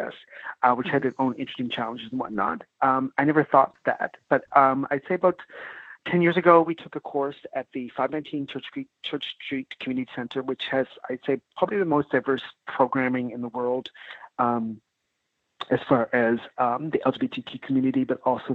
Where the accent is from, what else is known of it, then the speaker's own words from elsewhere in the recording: Nova Scotia, Canada; moved away; also born or lived in Vancouver; growing up in Nova Scotia too as well, I guess before, big black family